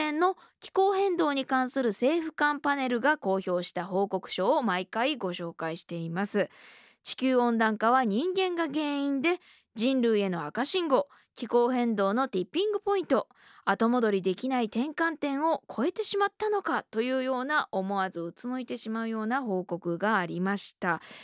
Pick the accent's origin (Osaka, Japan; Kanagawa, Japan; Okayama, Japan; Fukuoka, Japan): Okayama, Japan; あの私岡山県出身で